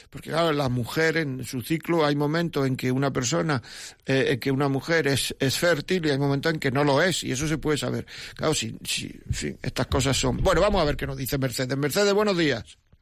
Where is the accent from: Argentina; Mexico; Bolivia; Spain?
Spain; Granada, Andalusia; yo soy de Granada